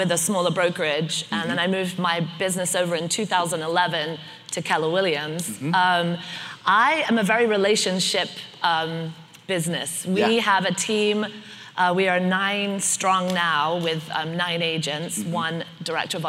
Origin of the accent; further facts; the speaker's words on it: United Kingdom; moved away as an adult; also born or lived in Philadelphia; now in Ohio, United States; Born and raised in the UK